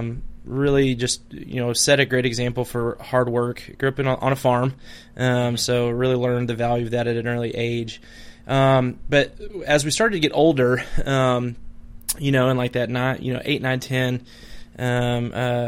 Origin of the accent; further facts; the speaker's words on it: Madison, Nebraska, United States; I grew up in the thriving metropolis of Madison, Nebraska